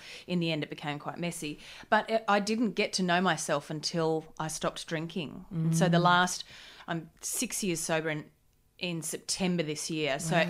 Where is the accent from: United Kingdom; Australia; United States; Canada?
Australia; Gold Coast, Queensland; On the Gold Coast. Yeah. Party town.